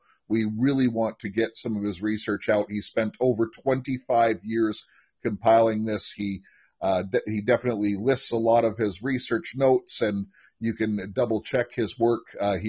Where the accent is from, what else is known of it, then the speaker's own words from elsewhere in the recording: United States; now in Canada; I'm an American, for the record. I'm living in Canada currently, planning on returning to the States soon.